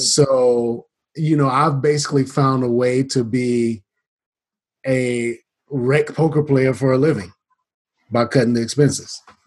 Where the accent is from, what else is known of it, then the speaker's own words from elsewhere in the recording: Atlanta, Georgia, United States; moved away; I'm initially from Atlanta, originally from Atlanta